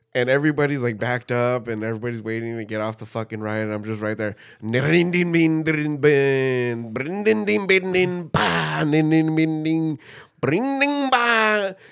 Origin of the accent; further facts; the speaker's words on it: California, United States; as a Californian